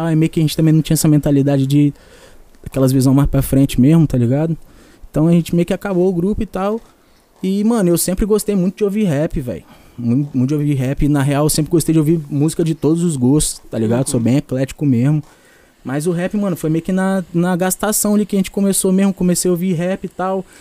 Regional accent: Vila Velha, Espírito Santo, Brazil; Sou daqui, mano. Nascido e criado aqui em Vila Velha mesmo.

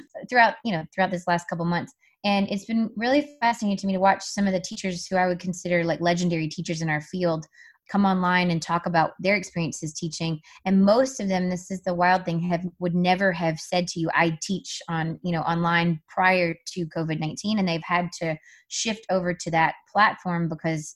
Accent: South Carolina, United States; moved away; I grew up in South Carolina in an area that was pretty low income

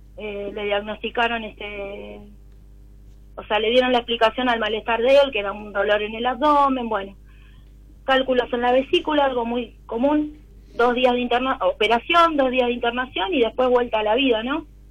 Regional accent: Buenos Aires, Argentina; Soy de Capital Federal

